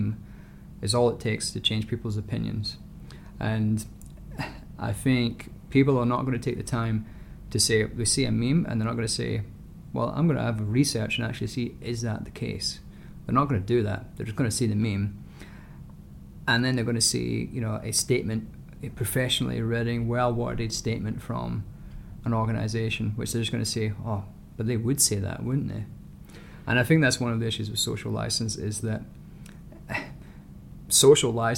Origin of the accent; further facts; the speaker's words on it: Scotland, United Kingdom; moved away; I am Scottish